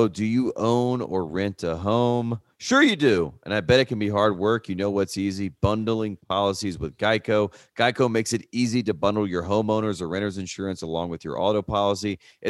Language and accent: English; North Carolina, United States; born or raised there; moved away